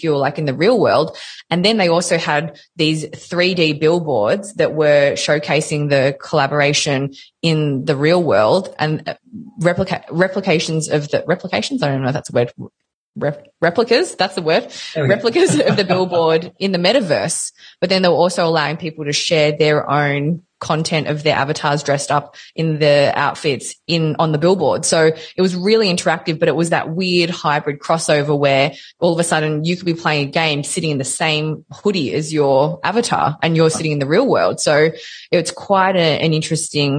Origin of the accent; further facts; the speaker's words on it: Melbourne, Victoria, Australia; I'm from Melbourne